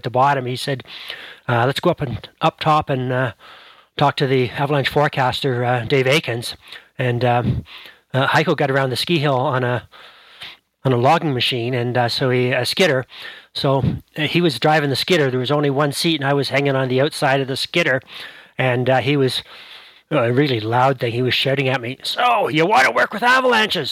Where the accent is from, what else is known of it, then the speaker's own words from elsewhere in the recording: Ottawa, Ontario, Canada; moved away as an adult; also born or lived in Western Canada; I grew up in Ottawa